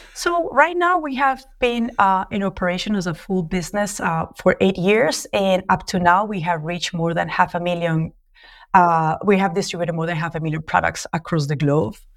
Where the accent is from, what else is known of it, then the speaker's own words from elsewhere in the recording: Colombia; accent: Latino; English is a second language; moved away as an adult; also born or lived in New York, United States; now in Mozambique; as you can tell from my accent, I'm Latino, so I'm a Colombian industrial designer